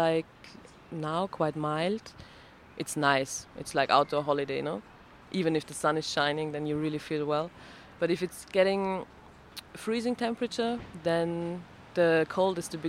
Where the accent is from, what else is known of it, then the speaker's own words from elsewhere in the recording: Vienna, Austria; I'm from Vienna, from Austria, in Europe